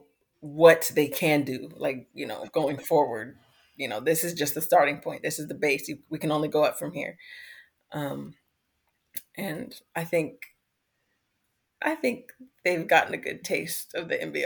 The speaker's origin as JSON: {"language": "English", "country": "United States", "also_born_or_lived": "Iceland", "moved": "as an adult", "lives_now": "Australia", "said": "as the American, as the import"}